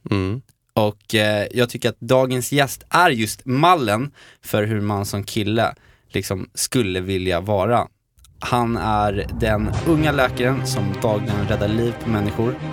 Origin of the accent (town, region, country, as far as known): Stockholm, Stockholm County, Sweden; now in Esbjerg, Denmark